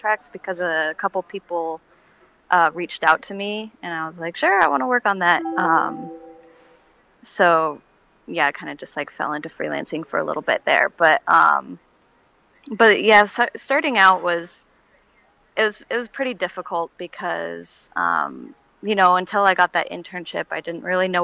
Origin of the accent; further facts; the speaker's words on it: Seattle, Washington, United States; I'm from the Seattle area